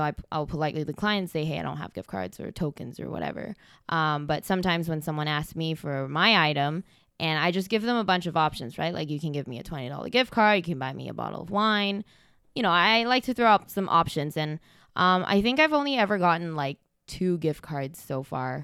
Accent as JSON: {"language": "English", "country": "Malaysia", "moved": "yes", "lives_now": "Canada", "said": "I'm originally from Malaysia"}